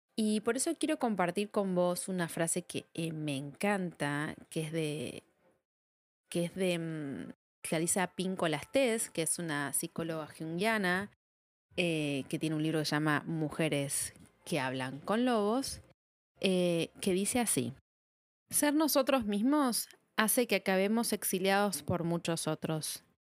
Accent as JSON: {"language": "Spanish", "country": "Argentina", "said": "soy de Argentina, estudié en la Universidad de Buenos Aires"}